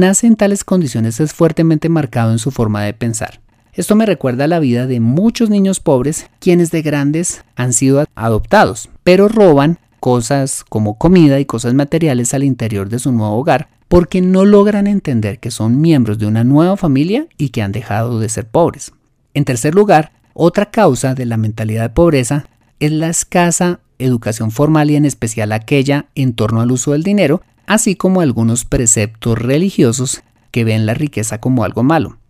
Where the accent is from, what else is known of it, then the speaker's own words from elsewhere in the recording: Colombia; lo que llamamos en mi país la cultura del más vivo